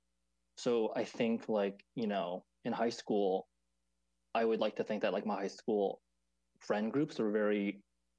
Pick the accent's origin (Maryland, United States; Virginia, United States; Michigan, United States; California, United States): Maryland, United States; now in New York, United States; I'm a second generation Taiwanese American, and I grew up in Maryland, right outside of DC